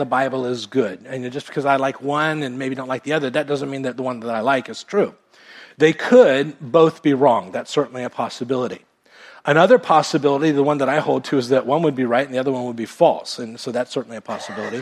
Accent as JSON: {"language": "English", "country": "United States", "tie": "born or raised there", "said": "I was born in America and went to a Baptist church growing up"}